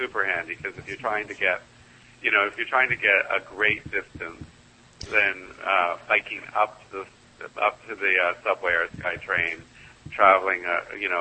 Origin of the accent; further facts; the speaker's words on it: Vancouver, British Columbia, Canada; I'm from Vancouver, of course, so we're near a rainforest there.